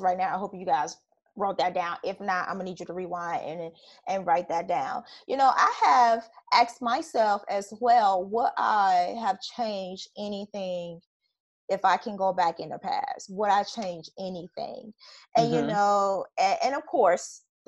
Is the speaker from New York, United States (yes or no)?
no; Chicago, Illinois, United States; moved away; growing up in Chicago